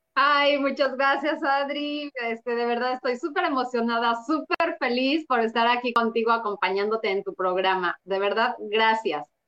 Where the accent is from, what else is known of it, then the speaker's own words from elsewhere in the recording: Mexico City, Mexico; yo nací en el DF